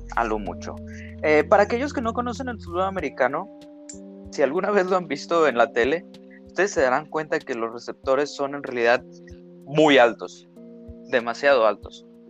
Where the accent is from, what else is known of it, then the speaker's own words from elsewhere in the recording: Torreón, Coahuila, Mexico; yo crecí en Torreón, Coahuila